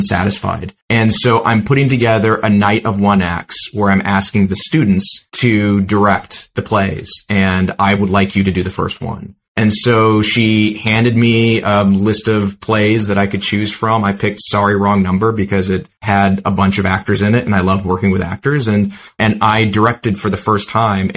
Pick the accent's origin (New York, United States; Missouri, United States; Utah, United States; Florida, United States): Missouri, United States; St. Louis; I grew up in the Midwest in St. Louis